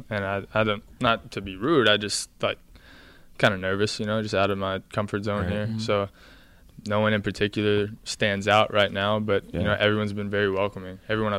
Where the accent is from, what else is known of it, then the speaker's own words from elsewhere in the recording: Northeast Texas, United States; I'm from Northeast Texas, small town. Grew up in a town of about 2,000 people.